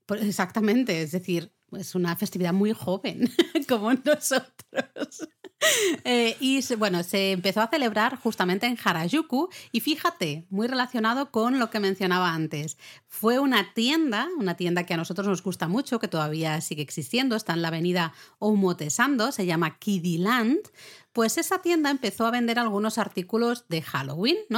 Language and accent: Spanish; Catalonia, Spain; yo soy catalana